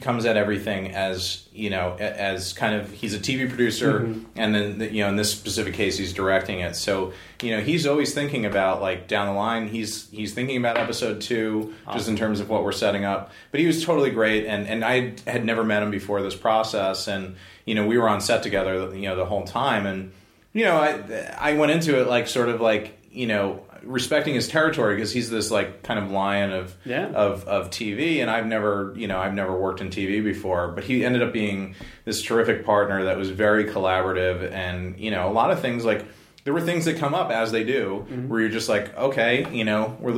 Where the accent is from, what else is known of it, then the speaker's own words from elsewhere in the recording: New Jersey, United States; moved away as an adult; also born or lived in Manhattan, New York; now in Los Angeles, United States; I grew up in New Jersey